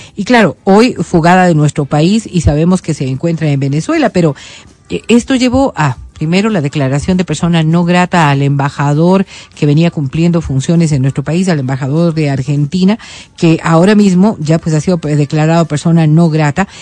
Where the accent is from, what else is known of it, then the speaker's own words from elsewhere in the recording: Ecuador; simplemente como ecuatorianos